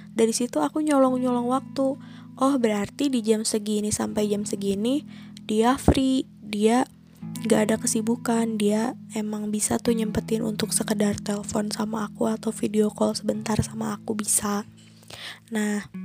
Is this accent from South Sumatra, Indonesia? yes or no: no; Bandung, West Java, Indonesia; aku ini asli dari Bandung, jadi aku sama dia itu LDR Bandung Jakarta.